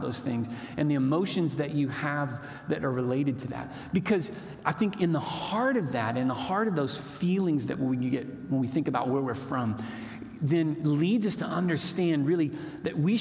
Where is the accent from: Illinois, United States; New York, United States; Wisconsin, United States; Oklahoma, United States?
Oklahoma, United States; Moore; now in Chickasha, United States; I grew up in Moore, Oklahoma, which was a great place to grow up